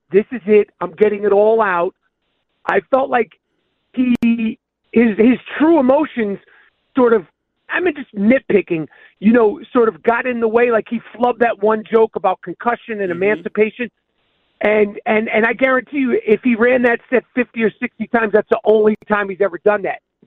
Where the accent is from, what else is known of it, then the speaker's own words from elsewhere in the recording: New York, United States; I'm a New Yorker